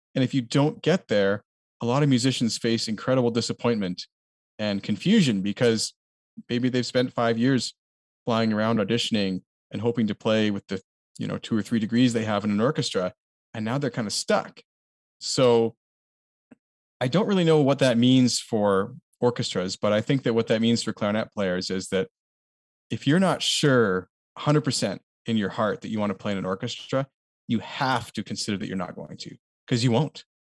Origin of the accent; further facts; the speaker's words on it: Canada; a Canadian was, like, kind of unique to us